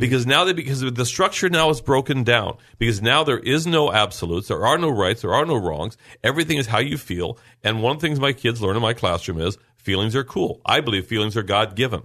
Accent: Lemon Grove, California, United States; I grew up in Lemon Grove.

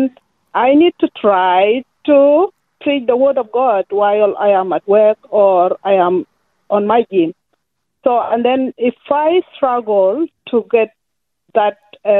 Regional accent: Sudan; first language Dinka; English is a second language; now in Melbourne, Australia; I am original from Sudan.

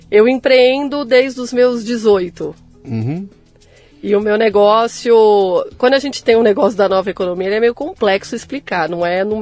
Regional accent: São Paulo, Brazil; born there; Nasci em São Paulo, capital.

